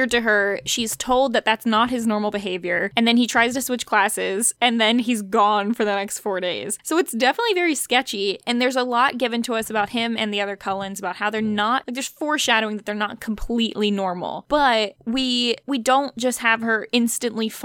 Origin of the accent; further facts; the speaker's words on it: East Coast, United States; We live in Virginia. So growing up on the East Coast